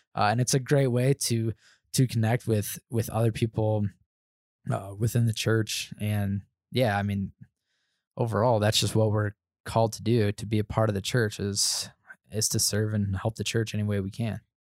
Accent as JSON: {"language": "English", "region": "Indiana", "country": "United States", "tie": "born or raised there", "moved": "as an adult", "lives_now": "Denver, United States", "said": "I was born and raised in Indiana, never, never moved outside of going to Costa Rica"}